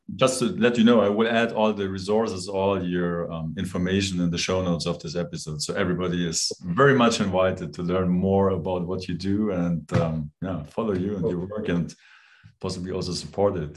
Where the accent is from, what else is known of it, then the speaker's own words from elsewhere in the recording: Germany; now in Switzerland; I'm from Germany. I now live in Switzerland